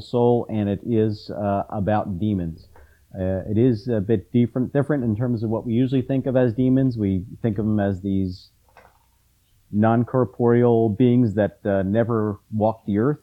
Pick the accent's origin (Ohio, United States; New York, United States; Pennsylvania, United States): Pennsylvania, United States; Philadelphia; also born or lived in Bucks County; Where I live, where I grew up in Philadelphia